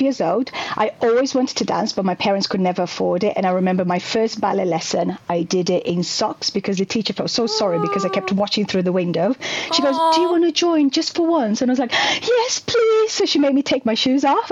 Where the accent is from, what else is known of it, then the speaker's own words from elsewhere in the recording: Brazil; English is a second language; moved away as an adult; now in United Kingdom; I'm originally from Brazil